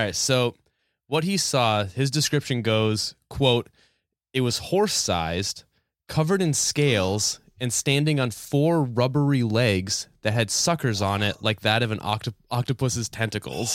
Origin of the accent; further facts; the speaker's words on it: New Hampshire, United States; growing up in New, in New Hampshire